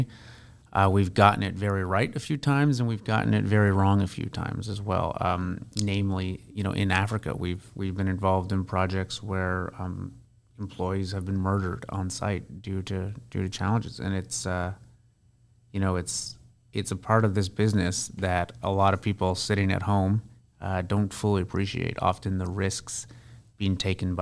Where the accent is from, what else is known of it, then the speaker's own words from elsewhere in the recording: Kingston, Ontario, Canada; also born or lived in Toronto, Canada; now in Vancouver, Canada; I'm actually from Kingston, Ontario.